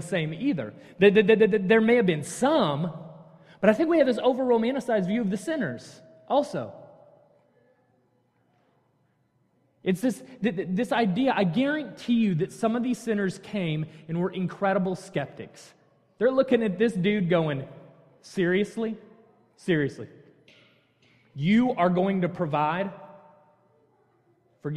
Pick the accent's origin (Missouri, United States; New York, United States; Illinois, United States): Missouri, United States; North County, Hazelwood; moved away as an adult; now in Texas, United States; Born and raised in North County, went to the best Hazelwood school, which of course is Hazelwood East